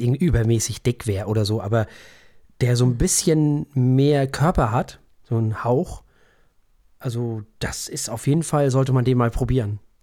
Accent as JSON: {"language": "German", "country": "Germany", "said": "hier bei uns in Deutschland"}